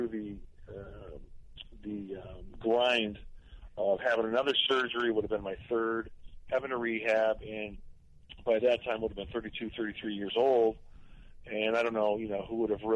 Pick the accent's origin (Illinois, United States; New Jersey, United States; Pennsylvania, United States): Illinois, United States; Chicago; moved away; growing up in Chicago, or a suburb of Chicago